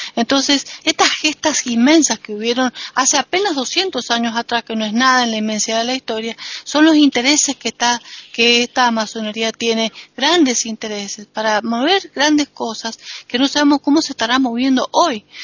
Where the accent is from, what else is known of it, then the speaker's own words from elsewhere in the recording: Argentina; soy argentina